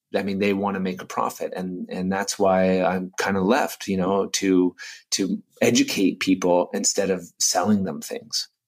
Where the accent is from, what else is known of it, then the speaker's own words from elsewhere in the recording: Canada; I'm Canadian